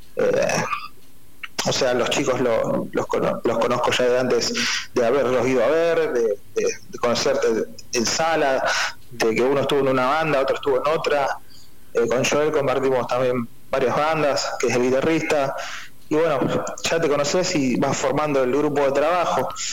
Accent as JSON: {"language": "Spanish", "town": "Rosario", "region": "Santa Fe", "country": "Argentina", "said": "aquí en la ciudad de Rosario, somos argentinos, somos rosarinos"}